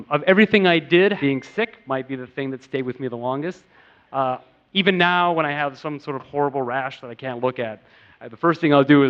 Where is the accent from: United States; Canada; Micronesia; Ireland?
United States; growing up in America with like Richard Scarry and Lowly Worm